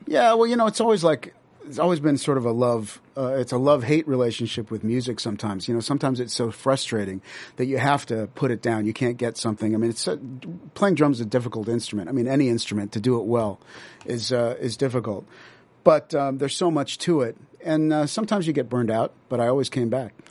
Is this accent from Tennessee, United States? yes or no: no; Las Vegas, Nevada, United States; now in Los Angeles, United States; I grew up there in the seventies.